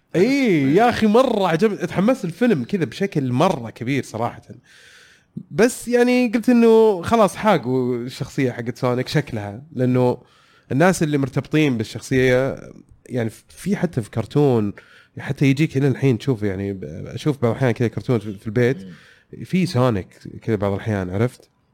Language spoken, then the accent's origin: Arabic; Saudi Arabia; حلو هذا برنامج عندنا في السعوديه